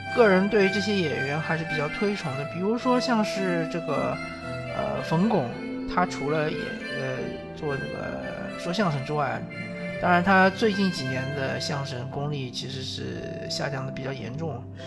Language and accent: Chinese; southern China, China; 我作为一个南方人